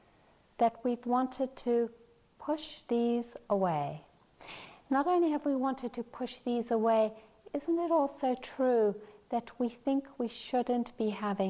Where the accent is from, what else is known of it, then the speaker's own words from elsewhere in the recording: South Africa; I'm South African